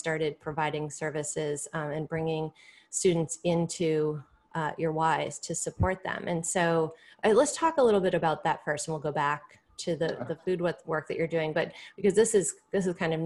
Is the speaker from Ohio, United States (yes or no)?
no; right outside of Hartford, Connecticut, United States; I grew up right outside of Hartford